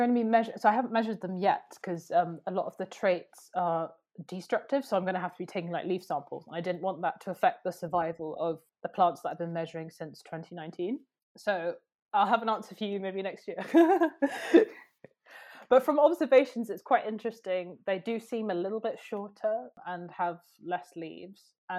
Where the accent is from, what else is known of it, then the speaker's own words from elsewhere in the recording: Oxford, South East England, United Kingdom; I care really deeply about, like, where I grew up in Oxford, and I've moved around quite a lot